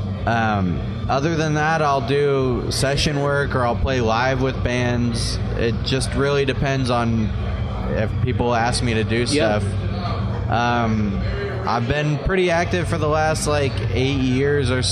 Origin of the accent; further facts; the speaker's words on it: San Jose, California, United States; I'm from San Jose, California. It's a suburb outside of Oakland, an hour or so away. Yeah. I grew up there